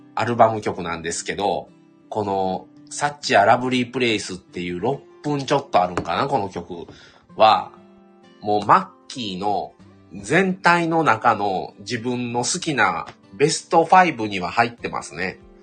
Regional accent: Kobe, Hyogo, Japan; also born or lived in Shiga Prefecture; 神戸で育ったんですけど、生まれが滋賀県、琵琶湖のあるとこですね。でも育ったのは神戸

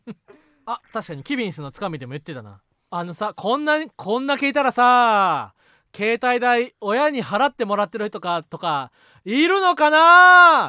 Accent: Osaka, Japan; moved away; 俺はもともと地元大阪で

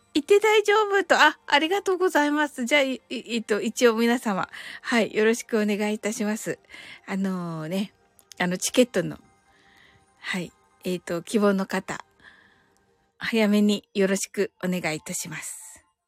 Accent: Kyushu, Japan; 私、九州人なんですけど

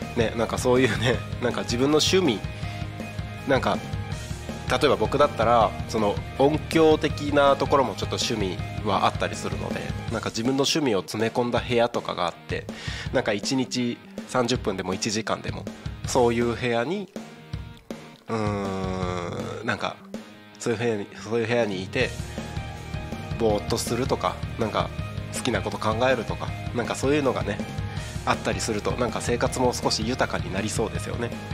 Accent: Takko, Aomori, Japan; moved away as an adult; now in Tako, Japan; 僕の出身が青森県田子町って超山奥の超田舎なわけで人口も3000人ぐらいしかいない超ど田舎なわけでそういうところで生まれ育ってる

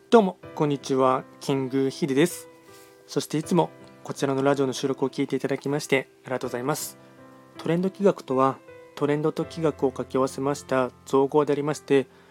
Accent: Nagoya, Aichi, Japan; also born or lived in Tokyo / Yokohama; 僕はずっと、なんていうの、まあ、愛知県生まれです。

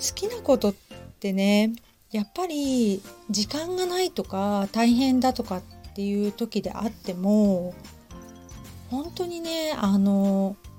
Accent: Hamamatsu, Shizuoka, Japan; now in Kamakura, Japan; 地元の浜松市

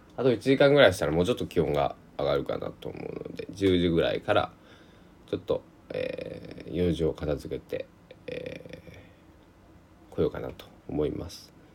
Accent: Kochi, Japan; now in Takamatsu, Japan; 台風銀座の高知県で生まれ育った僕

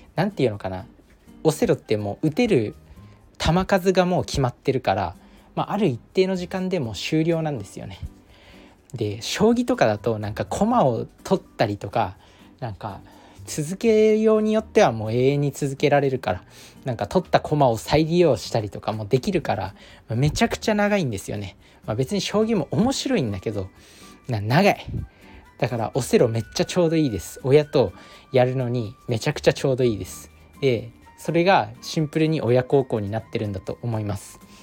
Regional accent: Japan; moved away as an adult; now in Tokyo, Japan; 自分の実家に帰省すると田んぼがあったり

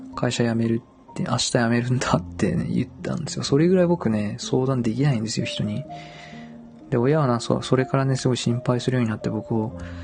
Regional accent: Dazaifu, Fukuoka, Japan; 僕は、出身がね、太宰府

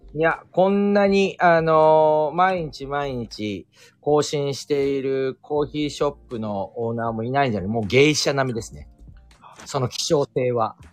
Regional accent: Tokyo, Japan; also born or lived in Ueno; 私地元浅草ですから

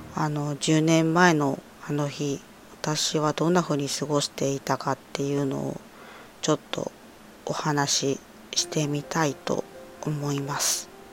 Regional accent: Ibaraki, Japan; moved away as an adult; also born or lived in Morioka, Iwate; 茨城出身

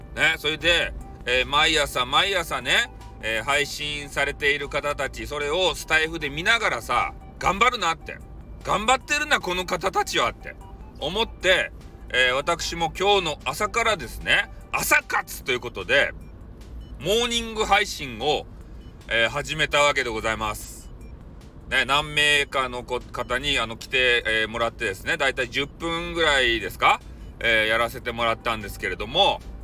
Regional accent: Fukuoka, Japan; accent: Hakata-ben; 私の博多弁

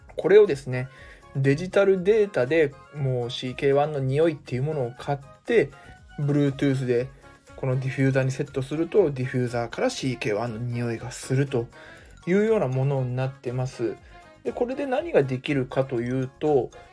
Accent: Mie, Japan; 私に関してはですね地元三重県で

